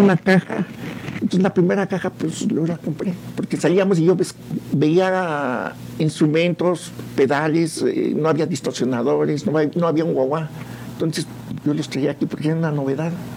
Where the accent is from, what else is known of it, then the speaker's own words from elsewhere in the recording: San Juan del Río, Querétaro, Mexico; De aquí de San Juan del Río. San Juan, San Juanense